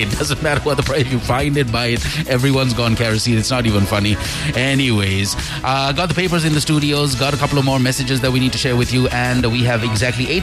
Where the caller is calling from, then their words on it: Kuwait; I'm … from Kuwait.